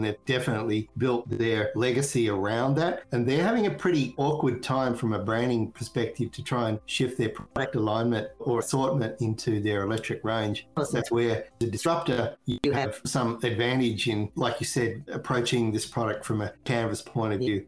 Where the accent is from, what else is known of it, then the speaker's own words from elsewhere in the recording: Australia; moved away; I'm originally from Australia